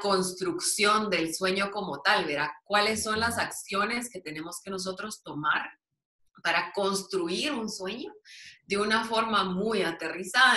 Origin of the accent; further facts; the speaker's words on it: Guatemala City, Guatemala Department, Guatemala; yo nací, crecí en la zona 1